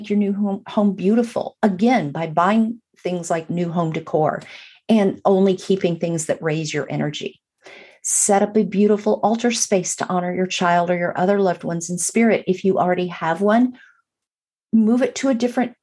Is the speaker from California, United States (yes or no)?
yes; Burbank, California, United States; moved away; also born or lived in Atlanta, Georgia; I grew up in Los Angeles or just outside of Los Angeles in Burbank